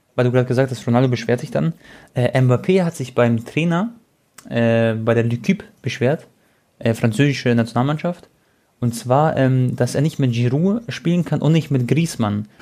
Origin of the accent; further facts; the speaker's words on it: Croatia; ich bin Kroate